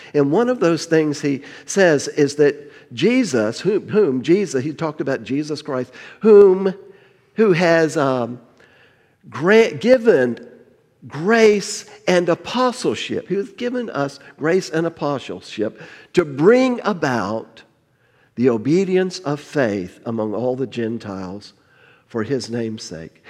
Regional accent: Miami, Florida, United States; moved away; I grew up in, in South Florida

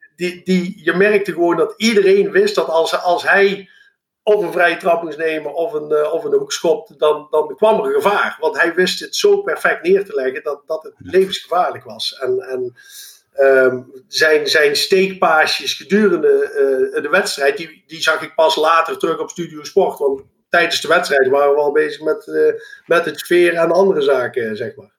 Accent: Eindhoven, North Brabant, Netherlands; also born or lived in Lommel, Belgium; geboren en getogen in Eindhoven

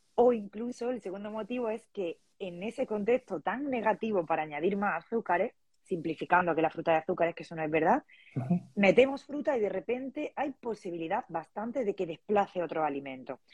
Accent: Andalusia, Spain; moved away as an adult; now in Valencia, Spain; soy andaluza, pero vivo en Valencia. Y bueno, aquí llevo unos eh, cuatro años

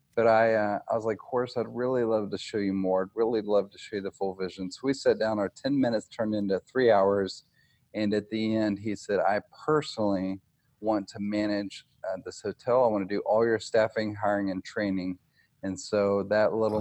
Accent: Nashville, Tennessee, United States; I'm from Nashville, Tennessee

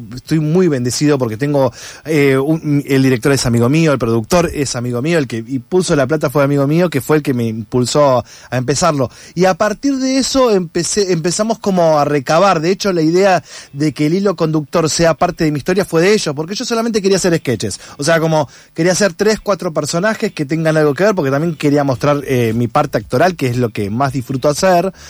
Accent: Junín, Buenos Aires Province, Argentina; moved away; yo vengo del interior de Junín, provincia de Buenos Aires, acá 260 kilómetros

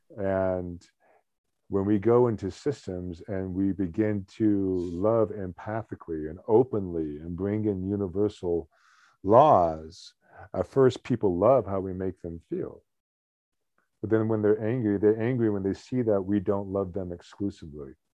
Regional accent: United States; I'm an American

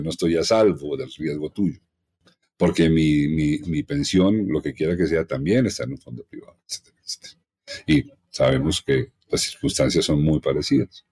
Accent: Colombia; todos somos colombianos

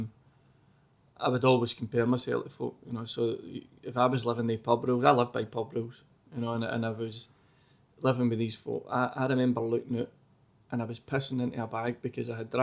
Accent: Mogam, Scotland, United Kingdom; I was from Mogam

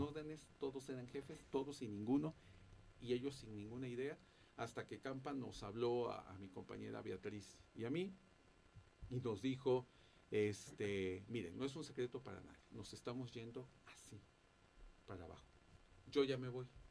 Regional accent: Veracruz, Mexico; moved away as an adult; now in Mexico City, Mexico; yo soy del estado de Veracruz y este y allá fue donde también yo tuve oportunidad de estudiar mi carrera.

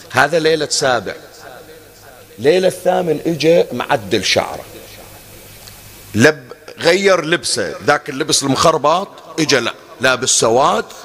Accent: Bahrain; أنا كنت أقرأ في بعض المناطق عندنا في البحرين

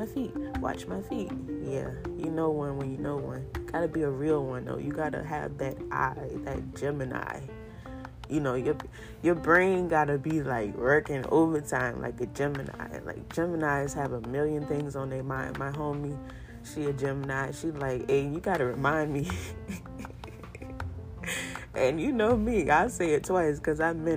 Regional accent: Charleston, South Carolina, United States; accent: Geechee; I'm from Charleston, South Carolina, and I'm Geechee at the soul of me

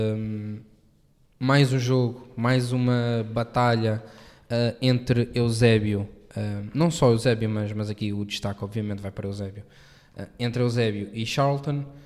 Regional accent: Portugal; enquanto português, sim, um, e enquanto português

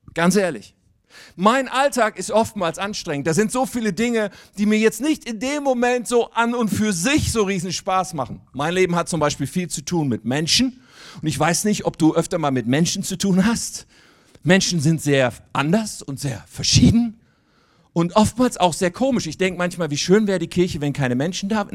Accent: Wuppertal, North Rhine-Westphalia, Germany; now in near Hanover, Germany; Ich komme eigentlich aus Wuppertal

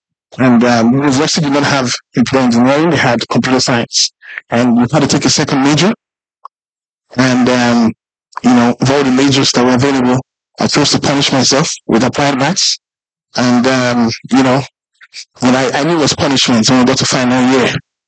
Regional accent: South Africa; So I grew up in South Africa a bit, and they would always call it as Julius, and I didn't like it, right?

